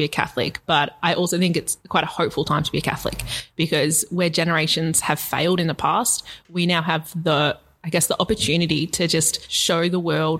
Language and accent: English; Australia; I'm proud of being Australian